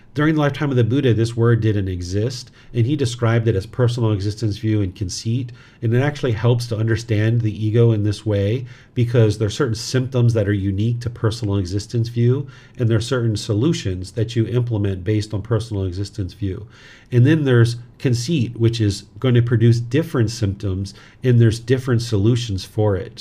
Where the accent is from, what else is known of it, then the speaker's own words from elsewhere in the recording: United States; moved away as an adult; now in Thailand; I grew up in America